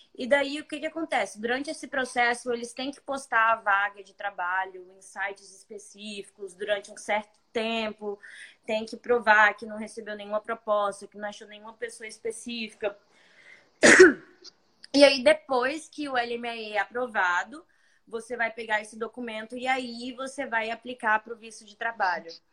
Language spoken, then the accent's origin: Portuguese; interior of Espírito Santo, Brazil; moved away as an adult; now in Toronto, Canada; Sou bem do interior do Espírito Santo